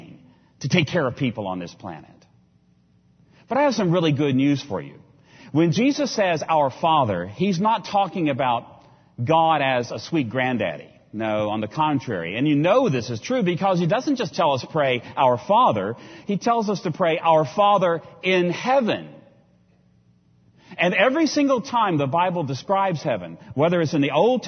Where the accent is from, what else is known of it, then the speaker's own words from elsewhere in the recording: Virginia, United States; I come from Virginia